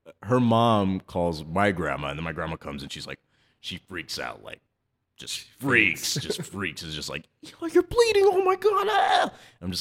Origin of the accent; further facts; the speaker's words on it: El Paso, Texas, United States; also born or lived in Austin, Texas / New York; born and raised in El Paso